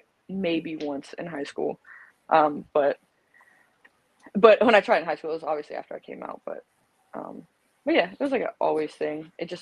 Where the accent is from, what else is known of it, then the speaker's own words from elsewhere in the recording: South Carolina, United States; I was born and raised in South Carolina.